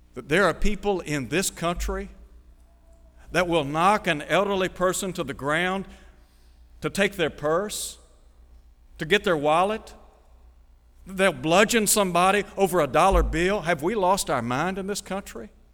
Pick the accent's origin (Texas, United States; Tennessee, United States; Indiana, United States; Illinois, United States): Tennessee, United States; Chattanooga; When I was a young fella growing up in Chattanooga